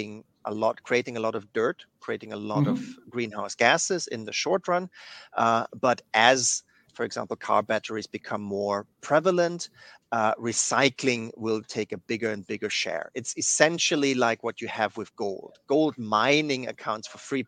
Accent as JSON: {"language": "English", "country": "Germany", "moved": "yes", "said": "my home country of Germany"}